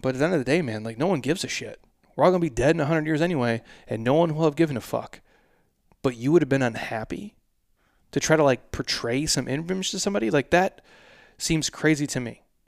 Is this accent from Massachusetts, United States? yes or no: no; Minnesota, United States; I'm from Minnesota